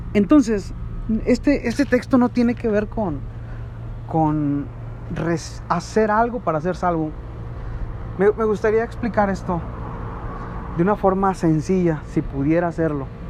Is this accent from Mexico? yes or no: yes; Mexico